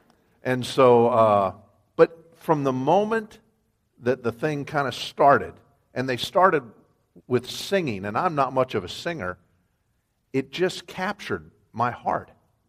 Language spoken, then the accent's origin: English; Cheyenne, Wyoming, United States; born there; I was born in Wyoming. If you don't know U.S. geography, it's kind of western and northern. It's a square state, and it's a big, big place.